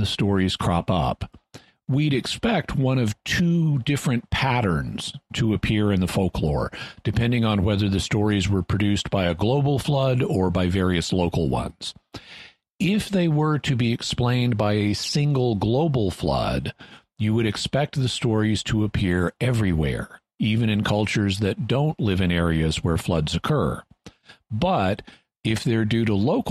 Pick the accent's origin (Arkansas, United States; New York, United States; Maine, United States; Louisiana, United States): Arkansas, United States; Boston Mountains, Ozark Mountains; as a boy, I grew up in the Boston Mountains, which are the highest part of the Ozark Mountains in Arkansas